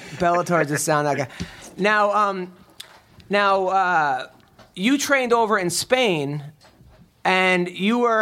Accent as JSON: {"language": "English", "country": "United States", "said": "I'm from America"}